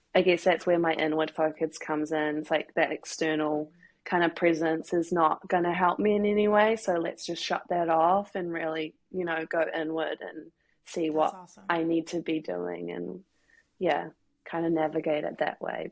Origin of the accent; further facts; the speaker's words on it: New Zealand; moved away as an adult; now in Glasgow, United Kingdom; I'm from New Zealand